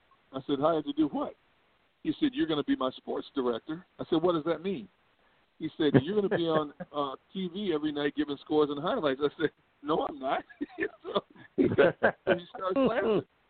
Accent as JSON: {"language": "English", "town": "Milwaukee", "region": "Wisconsin", "country": "United States", "also_born_or_lived": "California", "moved": "yes", "said": "I'm from Milwaukee, Wisconsin. I'm from north part of Milwaukee, Wisconsin."}